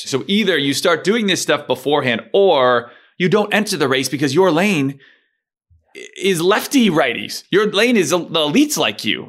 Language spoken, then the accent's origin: English; United States; as an American